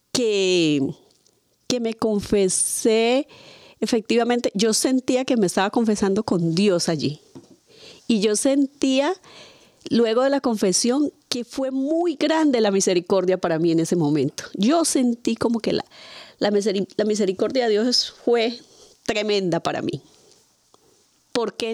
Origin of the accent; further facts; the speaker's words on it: Padilla, Cauca, Colombia; moved away; en mi pueblo, eh, pues todos, un pueblo pequeño en Colombia que se llama Padilla